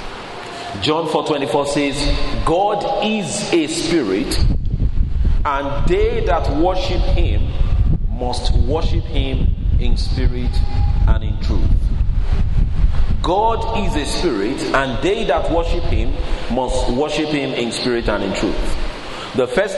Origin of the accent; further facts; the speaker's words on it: Nigeria; moved away as an adult; now in United Kingdom; I grew up in Nigeria